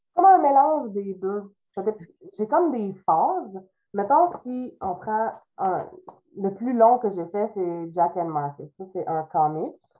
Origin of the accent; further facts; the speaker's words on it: Trois-Rivières, Quebec, Canada; first language French; je suis québécoise euh, pur comme on dit, là. Je viens de Trois-Rivières. C'est même, je dis Trois-Rivières, mais c'est Saint-Louis-France, un village à côté de Trois-Rivières